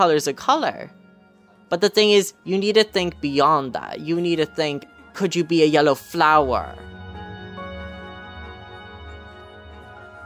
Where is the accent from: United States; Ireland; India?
Ireland; County Clare, Munster; I'm 17. I'm from County Clare